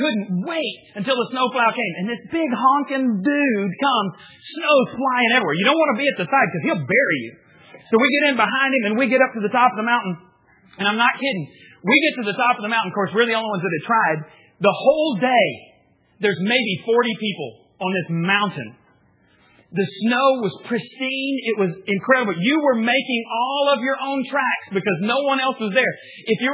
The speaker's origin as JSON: {"language": "English", "region": "the Panhandle of Texas", "country": "United States", "tie": "born or raised there", "said": "I grew up in the Panhandle of Texas"}